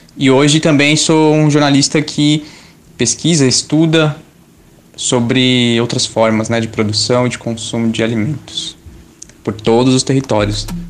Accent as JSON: {"language": "Portuguese", "region": "São Paulo", "country": "Brazil", "tie": "born or raised there", "said": "Eu sou da região de Parelheiros, na zona sul de São Paulo"}